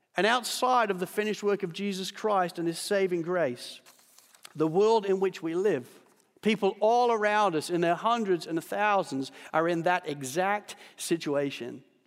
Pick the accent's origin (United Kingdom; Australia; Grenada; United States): Australia; as an Australian